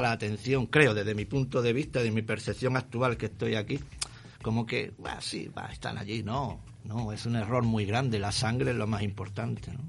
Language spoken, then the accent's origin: Spanish; Granada, Andalusia, Spain; moved away as an adult; also born or lived in Buenos Aires, Argentina; now in Montevideo, Uruguay; Soy español y en este orden de Granada, Andalucía, España. Soy granaíno del sur.